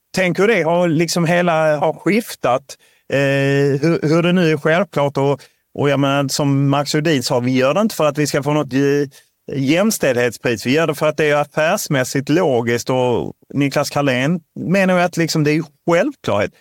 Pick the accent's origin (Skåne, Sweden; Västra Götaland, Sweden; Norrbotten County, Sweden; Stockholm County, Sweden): Skåne, Sweden; Lund; jag är uppvuxen i Lund